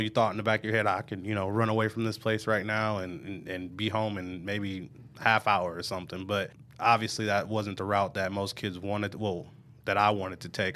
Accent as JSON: {"language": "English", "town": "Omaha", "region": "Nebraska", "country": "United States", "tie": "born or raised there", "said": "I'm originally from Omaha, Nebraska, North Omaha. I grew up, uh, in a single parent home."}